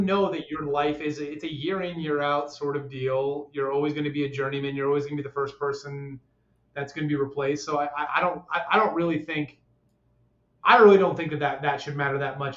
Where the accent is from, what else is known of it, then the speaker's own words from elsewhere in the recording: Cincinnati, Ohio, United States; also born or lived in Canada; I'm from Canada originally, but I mostly grew up in Cincinnati